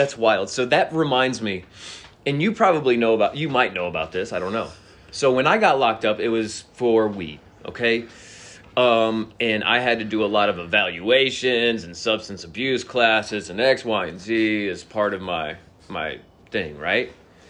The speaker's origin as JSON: {"language": "English", "region": "Georgia", "country": "United States", "said": "You know, I'm from Fayette County, right?"}